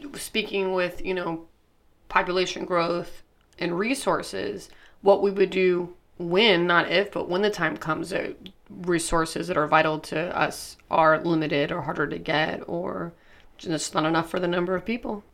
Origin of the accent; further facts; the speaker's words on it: Highlands County, Florida, United States; I'm from Highlands County